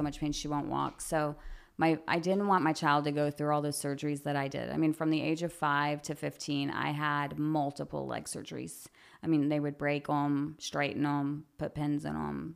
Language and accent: English; Guthrie, United States; growing up here, I feel like that's I the reason why I never left. I love this town